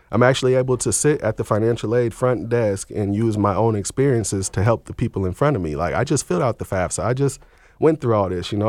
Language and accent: English; Seattle, Washington, United States; also born or lived in Portland, Oregon; I was born in Seattle, Washington in the mid-eighties